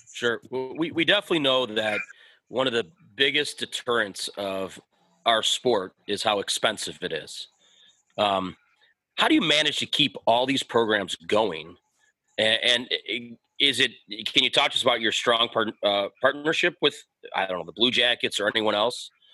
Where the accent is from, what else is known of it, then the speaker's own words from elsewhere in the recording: Lakewood, Ohio, United States; I grew up in Lakewood, and my Friday night skate mm-hmm. was Winterhurst